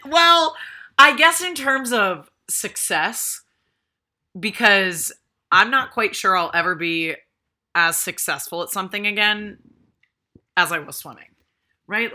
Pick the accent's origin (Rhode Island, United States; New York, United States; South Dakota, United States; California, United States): Rhode Island, United States; I grew up in Rhode Island